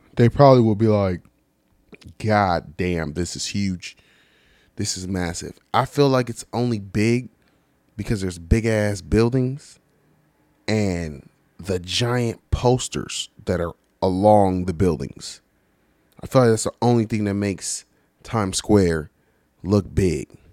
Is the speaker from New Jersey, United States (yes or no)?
no; California, United States; I'm from Cali